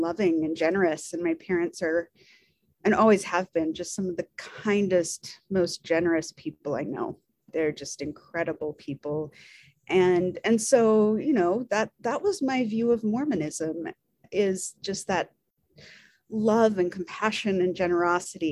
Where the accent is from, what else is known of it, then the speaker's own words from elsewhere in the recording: Tooele, Utah, United States; now in Provo, United States; I was raised in Tooele, Utah. So, you know, grew up here. I'm a Utah girl